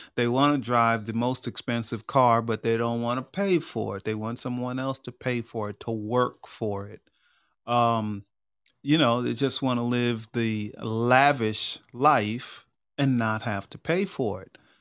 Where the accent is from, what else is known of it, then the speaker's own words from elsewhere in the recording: Long Island, New York, United States; moved away as an adult; also born or lived in Georgia; I grew up in New York, but out in Long Island, and I moved to Georgia when I was twenty-two years old